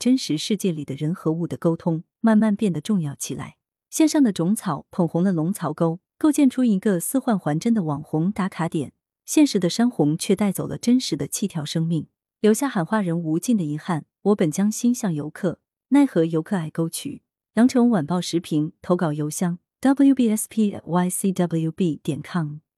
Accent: Sichuan, China; 我们四川人就是在洪水中也能血战到底

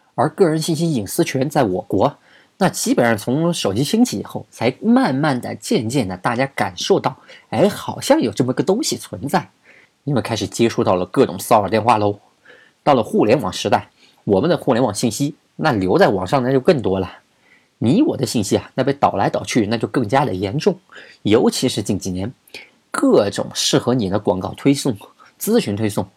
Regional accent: China; 我们中国人

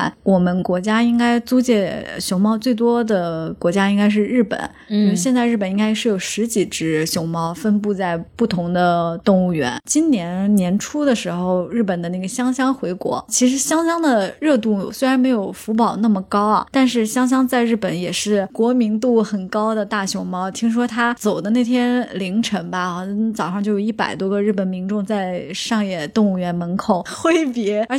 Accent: China; 尤其我们中国人，

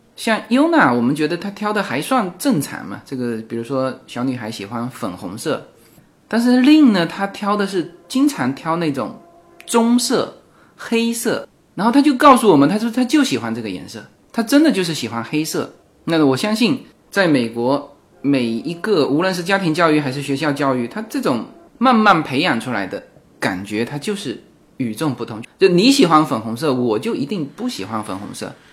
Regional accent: China; now in United States; 我们中国人过中秋、过春节

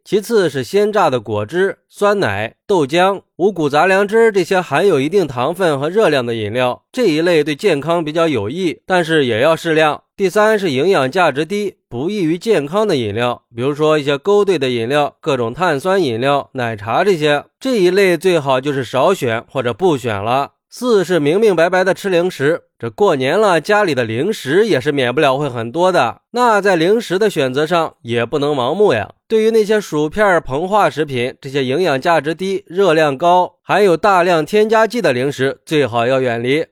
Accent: China; 春节是我们中国人最重要的传统节日了

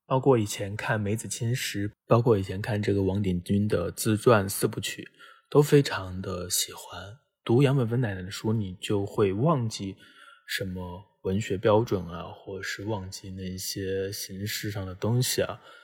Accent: China; 作为一个中国人

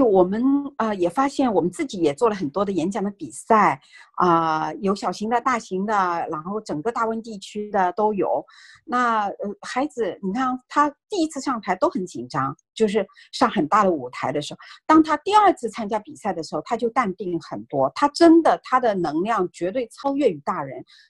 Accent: China; now in North America; 因为我们是从中国移民过来的家庭，然后我们的孩子也是从中国的学校啊转到这边来。

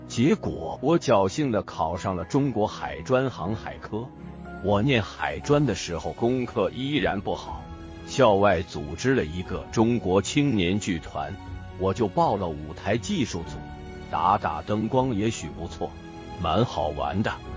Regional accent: Taiwan; 我是一名演员，演了四十年的戏，我在台湾出生，初中时，我的学习成绩很不好

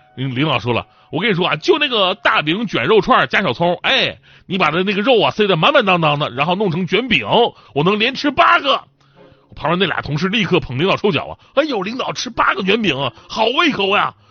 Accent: Northeast China, China; moved away; 作为一个东北人，我不想对我的家乡只有情怀，我更希望呼唤他，帮助他支棱起来

